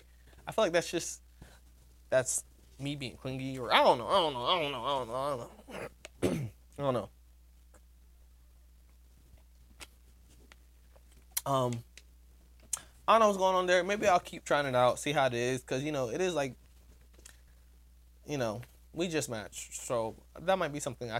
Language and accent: English; Florida, United States; I'm from Florida